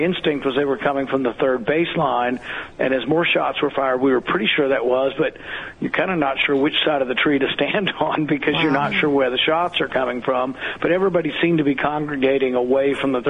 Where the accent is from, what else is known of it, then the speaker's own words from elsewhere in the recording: the South, United States; I grew up in the South